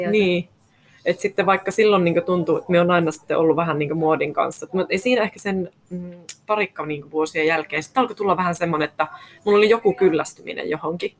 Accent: Rovaniemi, Lapland, Finland; also born or lived in London, United Kingdom / Helsinki, Finland; now in Äkäslompolo, Finland; minä olen alun perin Rovaniemeltä kotoisin, eli lappilainen.

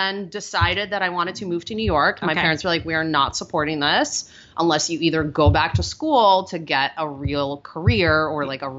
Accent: Russia; accent: Russian; English is a second language; Many years of ESL and then speech classes to get rid of my Russian accent, which now makes me sound like a Valley girl.

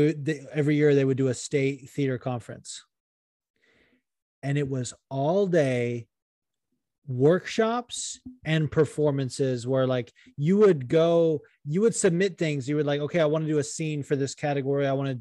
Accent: New York, United States; one of the judges literally wrote 10 out of 10, perfect accent, and I'm from New York.

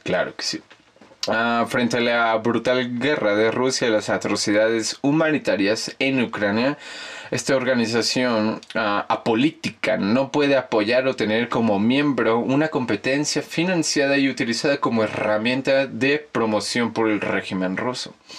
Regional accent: Mexico; also born or lived in Mexico City; nosotros, como los mexicanos

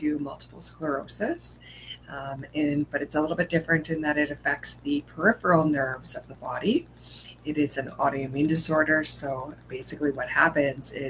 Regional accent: Edmonton, Alberta, Canada; I am from Edmonton, Canada

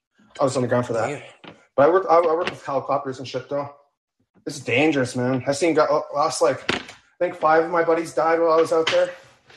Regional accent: West Coast of Canada, Canada; I'm from Canada, West Coast.

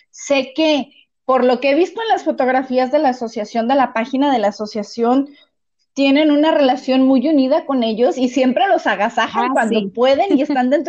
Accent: Mexico

